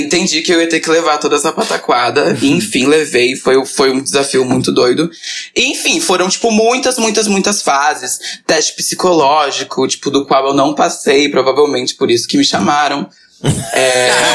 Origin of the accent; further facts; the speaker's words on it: Brazil; eu sou brasileira